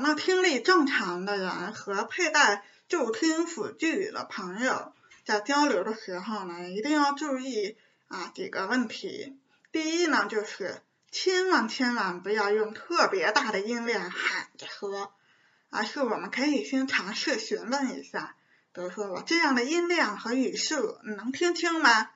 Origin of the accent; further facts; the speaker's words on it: Beijing, China; 是一名地地道道的北京女生